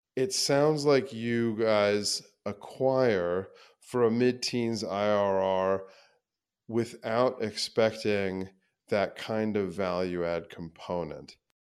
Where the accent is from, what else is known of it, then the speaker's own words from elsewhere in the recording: Midwest, United States; me being a Midwesterner and investing in the Midwest